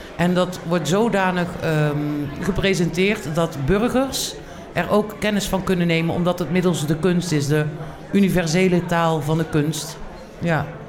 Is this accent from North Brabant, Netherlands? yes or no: yes; Tilburg, North Brabant, Netherlands; ik kom uit Tilburg. Ik ben eh, Geboren Tilburgse.